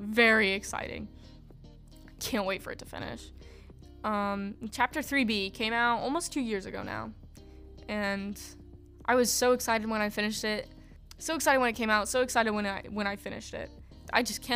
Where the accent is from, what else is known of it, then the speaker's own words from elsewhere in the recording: United States; I'm an American person